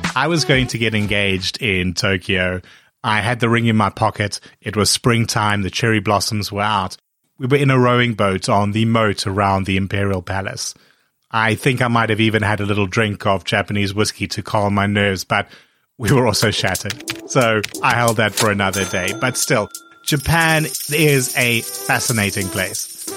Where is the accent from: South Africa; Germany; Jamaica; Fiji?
South Africa; also born or lived in Hong Kong; I remember growing up in South Africa